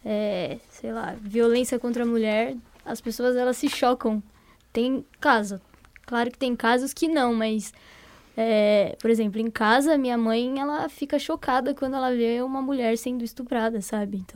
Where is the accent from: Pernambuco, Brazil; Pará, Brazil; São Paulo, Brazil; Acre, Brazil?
São Paulo, Brazil; Sou de São Paulo.